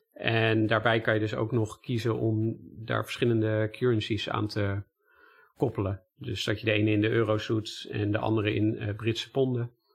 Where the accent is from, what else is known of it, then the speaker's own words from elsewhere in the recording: Netherlands; wij als Nederlanders